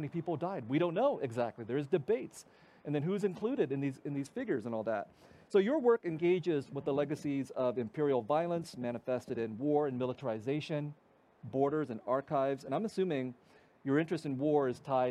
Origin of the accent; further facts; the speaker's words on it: United States; I grew up in the United States